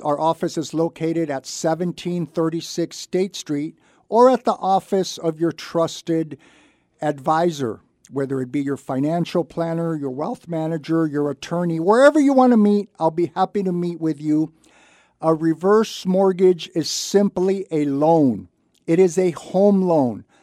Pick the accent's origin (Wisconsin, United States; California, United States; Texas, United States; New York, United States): California, United States; Santa Barbara; I was born and raised in Santa Barbara, I graduated from Santa Barbara High School many, many years ago